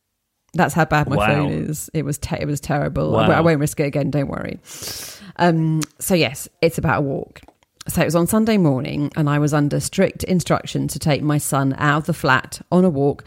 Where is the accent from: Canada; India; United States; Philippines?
United States; moved away as an adult; now in London, United Kingdom; I grew up in the United States, but at the age of 26, I took a risk and moved to London. That was in 2002.